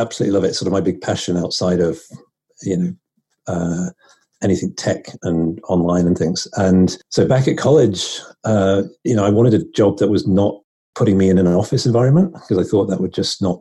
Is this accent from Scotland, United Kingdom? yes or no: no; northwest of England near Liverpool, North West England, United Kingdom; moved away as an adult; also born or lived in London; now in United States; I'm from England, up in the northwest of England near Liverpool.